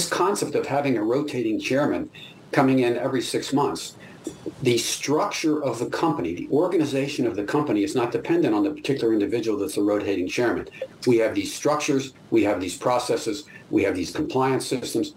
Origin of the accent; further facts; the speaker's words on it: United States; as an American